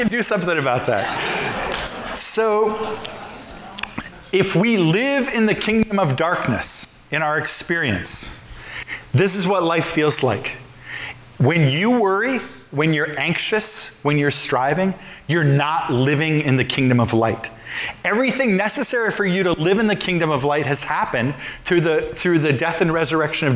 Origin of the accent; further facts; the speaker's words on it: Midwest, United States; I grew up in the Midwest